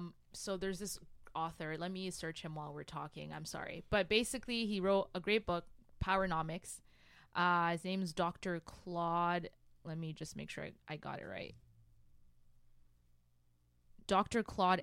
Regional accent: Burundi; English is a second language; now in Canada; I'm from Burundi

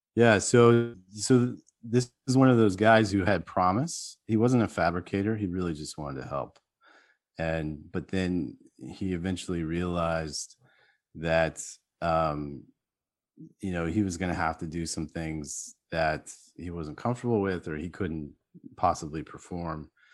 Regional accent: United States; being American

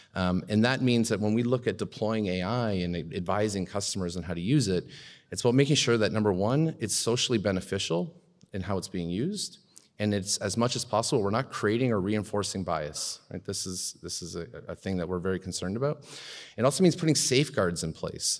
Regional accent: Canada; as a Canadian

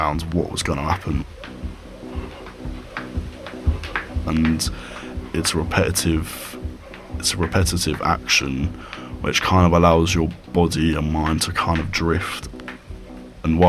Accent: Brighton, South East England, United Kingdom; I'm 18 years old and I'm from Brighton.

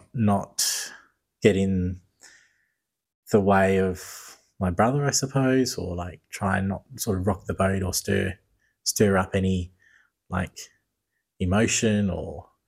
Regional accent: Perth, Western Australia, Australia; We grew up in Perth.

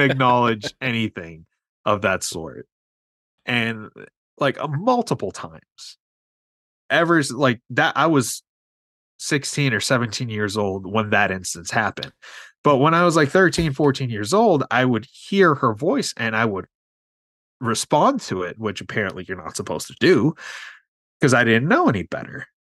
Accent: New York City, New York, United States; I grew up in New York City

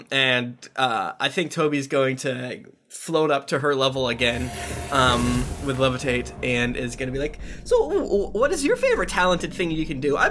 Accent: Florida, United States; I'm from Florida

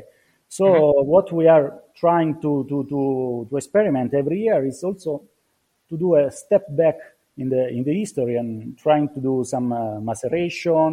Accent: Marche, Italy; now in Trentino, Italy; I'm not from Trentino. I was born in Marche.

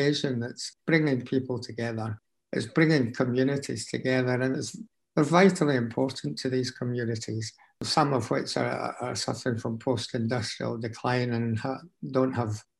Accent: Glasgow, Scotland, United Kingdom; also born or lived in Motherwell; We were only 7 when we moved to Glasgow

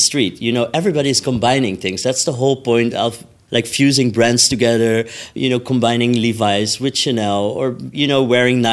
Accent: Amsterdam, North Holland, Netherlands; I'm from Amsterdam

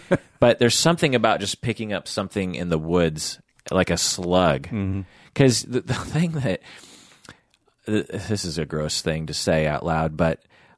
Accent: Sammamish, Washington, United States; because growing up in the house that we grew up in Sammamish, Washington, back then, there were horses around. There was woods. There was cows. It was extremely rural

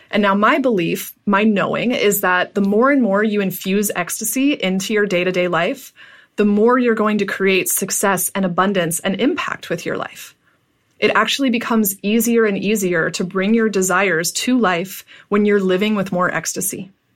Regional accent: Pittsburgh, Pennsylvania, United States; moved away as an adult; I moved back to my hometown of Pittsburgh

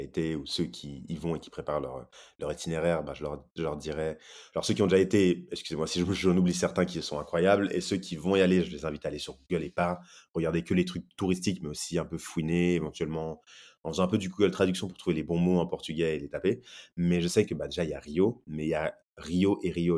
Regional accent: France; moved away as an adult; also born or lived in Brazil; j'ai grandi en France

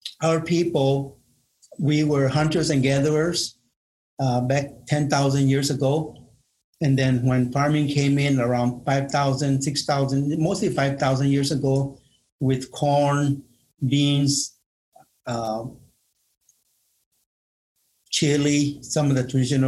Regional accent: Marana, Arizona, United States; I'm from Marana, Arizona. Buen Pueblo. And I've lived there all my life, and that's my home.

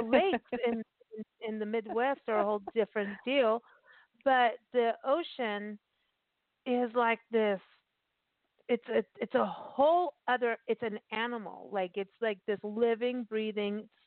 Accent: Port Elizabeth, Eastern Cape, South Africa; moved away; I grew up in South Africa, like in my teens, right? And um, right. And I and I lived in Port Elizabeth

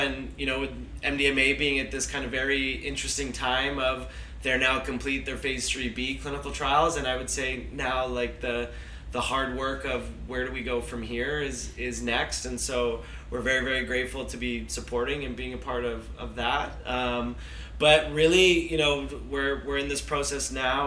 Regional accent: Vancouver, British Columbia, Canada; I grew up in Vancouver

